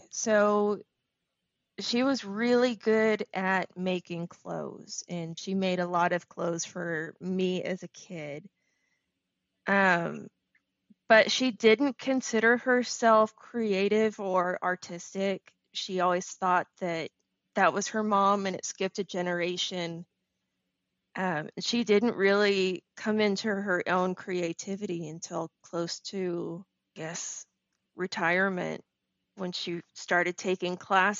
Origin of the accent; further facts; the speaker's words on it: Houston, Texas, United States; also born or lived in Midland, United States / Indonesia / Plano, United States; All over Texas. So born in Houston, moved to Midland, moved to Indonesia for 3 years, back to Midland. Then went to high school in Plano, college